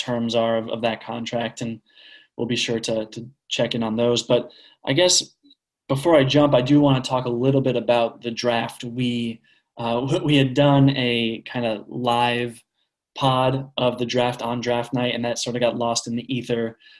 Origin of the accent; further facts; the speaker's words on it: Connecticut, United States; You know, we're all from Connecticut, grew up watching Kemba's UConn basketball teams